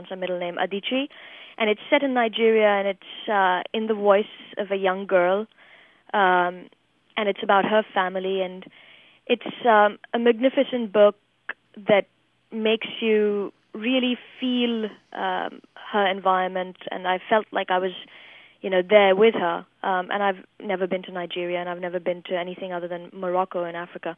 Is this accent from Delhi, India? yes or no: yes; Delhi, India; moved away as an adult; now in United States; even when I was growing up in India